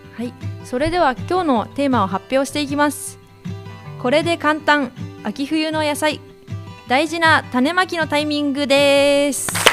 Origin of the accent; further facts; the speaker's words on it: Tonami, Toyama, Japan; also born or lived in Tokyo; now in Ina, Japan; 富山県砺波市という、うん、お米とチューリップの栽培がいう盛んなところの出身なのですが